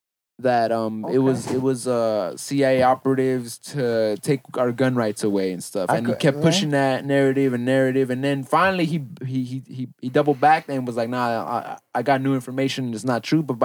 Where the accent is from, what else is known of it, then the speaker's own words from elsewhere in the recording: California, United States; I'm born and raised in Cali. I've never even gone to New York.